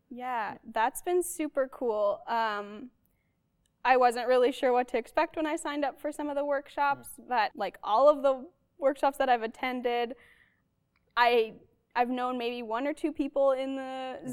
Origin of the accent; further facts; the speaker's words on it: Arborg, Manitoba, Canada; now in Winnipeg, Canada; I'm from Arborg, Manitoba. Grew up there until age 18 when I moved to Winnipeg